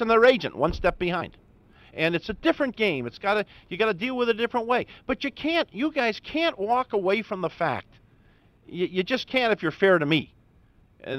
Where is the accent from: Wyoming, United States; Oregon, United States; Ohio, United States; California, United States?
Ohio, United States; Cleveland; I grew up in Cleveland, Ohio, an Indians fan in awe of the Yankees